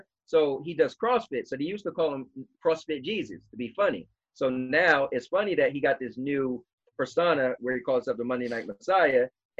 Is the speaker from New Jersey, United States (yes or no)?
yes; New Jersey, United States; we're from Jersey, so we get pulled over in PA.